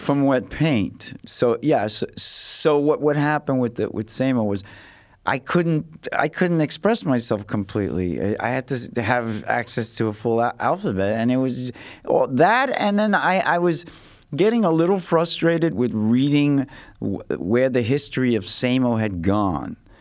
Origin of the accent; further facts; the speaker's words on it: New York City, New York, United States; I came from the Lower East Side, and it was a little more ghetto there